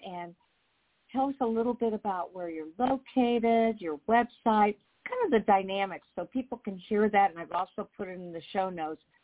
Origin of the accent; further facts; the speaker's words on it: Indianapolis, Indiana, United States; I'm from Indianapolis, Indiana, a huge mecca